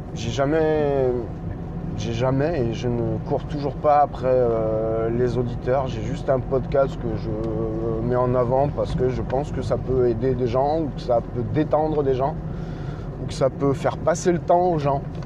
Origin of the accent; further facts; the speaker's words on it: Normandy, France; also born or lived in Nord; now in Bordeaux area, France; Je suis normand, je suis passé dans, je suis passé dans le nord et j'ai atterri dans le bordelais